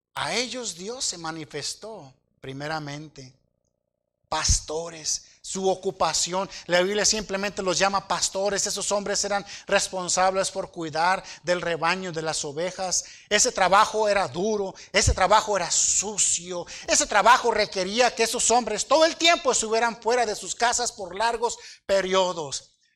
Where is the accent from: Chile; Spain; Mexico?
Mexico; Aguililla, Michoacán; yo nací allá en Dos Aguas, municipio de Aguililla, en un aserradero